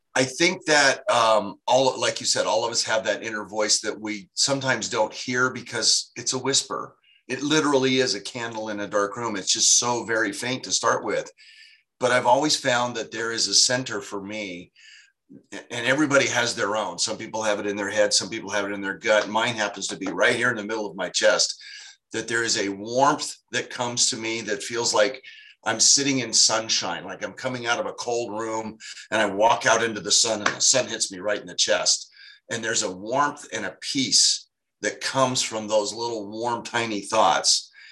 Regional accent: Sacramento, California, United States; here in my hometown in Sacramento

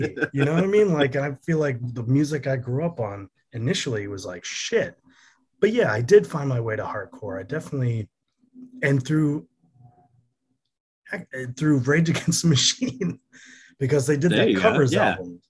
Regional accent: Germany; also born or lived in Connecticut; now in New York, United States; No, I did not. I grew up in Germany and Connecticut.

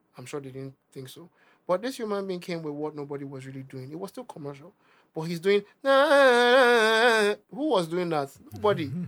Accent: Nigeria; accent: Nigerian; my Nigerian accent

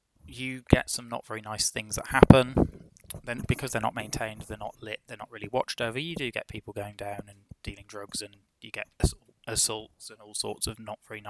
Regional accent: Midlands, United Kingdom; I'm from the Midlands, and oh god, the place is crawling with canals.

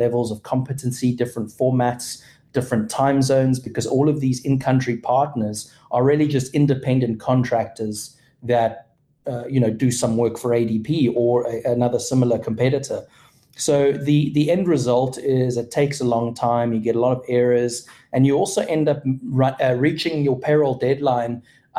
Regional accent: Cape Town, Western Cape, South Africa; moved away as an adult; now in Texas, United States; I'm originally from Cape Town, South Africa. I've been living in Texas now for about 5.5 years

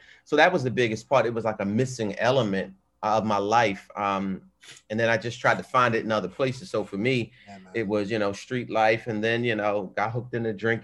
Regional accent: Baltimore, Maryland, United States; Growing up in Baltimore

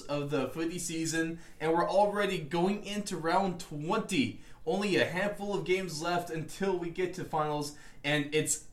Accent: United States

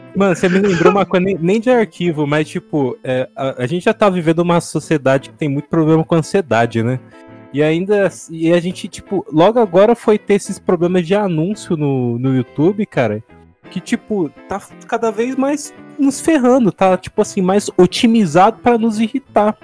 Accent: Santo André, São Paulo, Brazil; also born or lived in Bauru; eu moro atualmente em Santo André, de onde eu sou nascido mesmo. Mas quando eu morava em Bauru, no interior

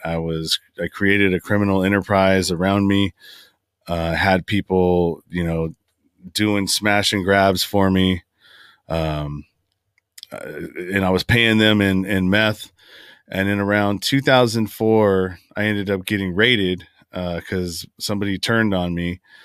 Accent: San Francisco Bay Area, California, United States; I grew up in the Bay Area, San Francisco Bay Area. I'm from Northern California, and that's where I currently reside now.

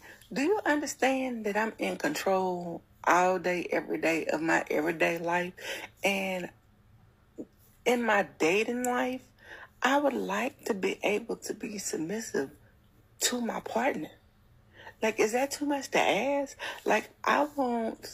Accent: Louisiana, United States; I'm from Louisiana

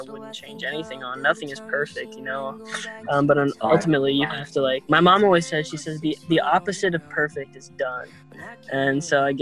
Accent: Arizona, United States; I'm from Arizona

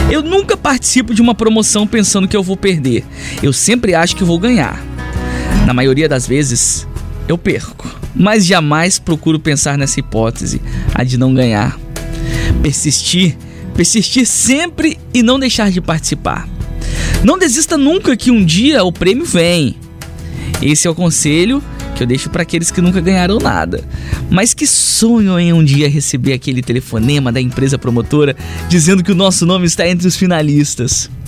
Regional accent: Linhares, Espírito Santo, Brazil; eu sou de Linhares.

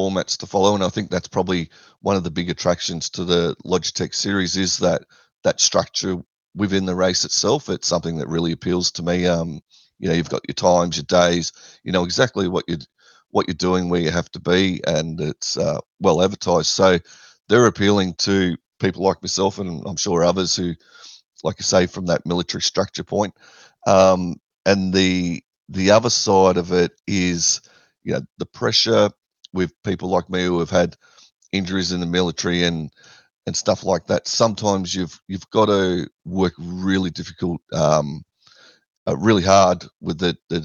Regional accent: Australia

